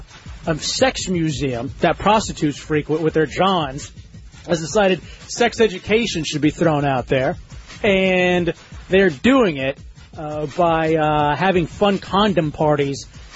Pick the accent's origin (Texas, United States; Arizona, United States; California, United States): Texas, United States; I'm from Texas